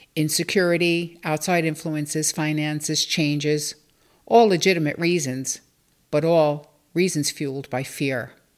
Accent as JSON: {"language": "English", "town": "New York City", "region": "New York", "country": "United States", "tie": "born or raised there", "said": "I grew up in Bensonhurst, Brooklyn, with my mom and sister"}